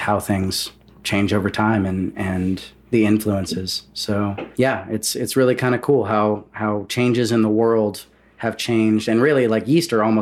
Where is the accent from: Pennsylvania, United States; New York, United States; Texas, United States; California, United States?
Texas, United States; Amarillo; also born or lived in El Paso, Texas; I grew up, I was born in El Paso, right, and then I grew up in Amarillo